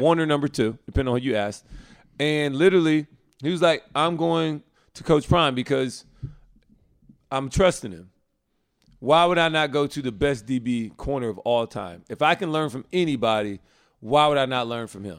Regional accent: Alabama, United States; I grew up in Alabama

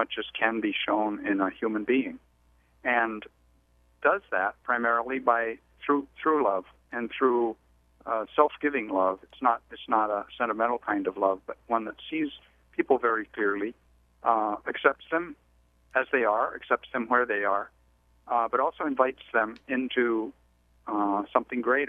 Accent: Mexico; moved away; the background that I grew up with in Mexico

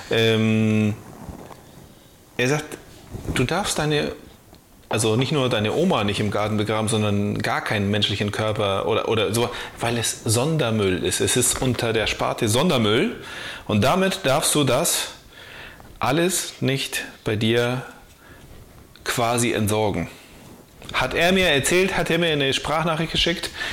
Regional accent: the area between Böel and Böklund, Schleswig-Holstein, Germany; zwischen Böhl und Böglund, so. Ich komme ja aus der Ecke

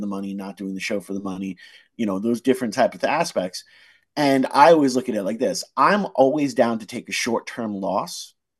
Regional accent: United States; We get so wrapped up, especially being American, you know, we get so wrapped up in the take aspect of it

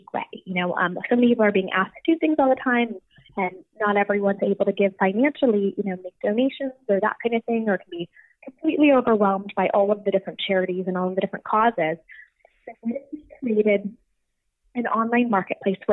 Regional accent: Orange County, California, United States; I was born and raised in Orange County

